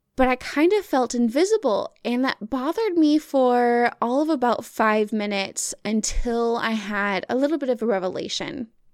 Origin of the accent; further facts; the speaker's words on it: the Bible Belt, United States; also born or lived in Arkansas; now in Michigan, United States; I grew up on the Bible Belt